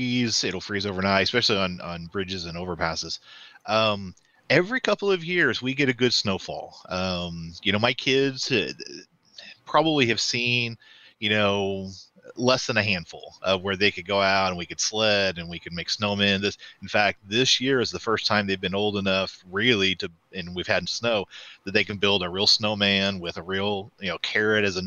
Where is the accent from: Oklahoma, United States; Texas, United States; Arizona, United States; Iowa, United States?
Oklahoma, United States; Northeast; I grew up here in Northeast Oklahoma.